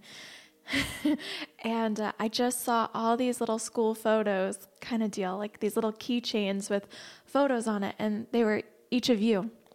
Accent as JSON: {"language": "English", "country": "United States", "said": "as an American"}